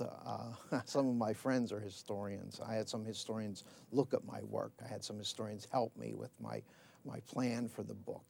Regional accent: Latrobe, Pennsylvania, United States; I grew up in Latrobe, near Pittsburgh

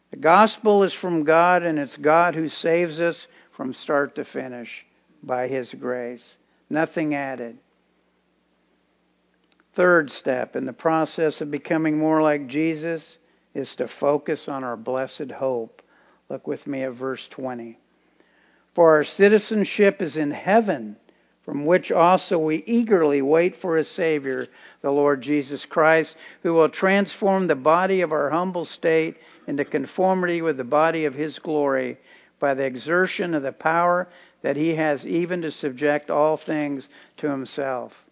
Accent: Tampa, Florida, United States; also born or lived in Key West, Florida; I'm 21 years old. I was born in Key West, Florida, and raised in Tampa.

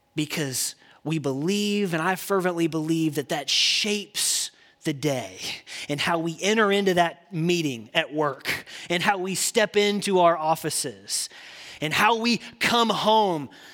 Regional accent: Indiana, United States; I grew up in Indiana.

